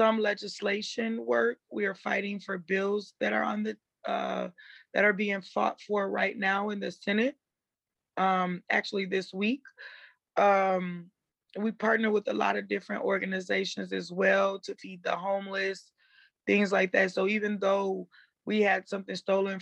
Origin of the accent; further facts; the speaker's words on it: St. Paul, Minnesota, United States; also born or lived in Chicago, Illinois; I'm from Chicago, but I grew up in St. Paul, Minnesota